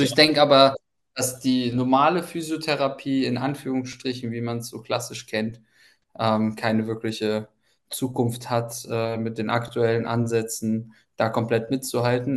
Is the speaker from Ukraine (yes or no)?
yes; Ukraine; moved away; ich komme ja ursprünglich aus der Ukraine